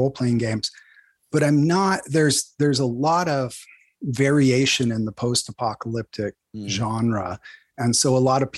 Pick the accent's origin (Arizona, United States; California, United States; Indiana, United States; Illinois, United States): California, United States; Northern; I grew up in Northern California, about 300 miles, 400 plus kilometers north of the Bay Area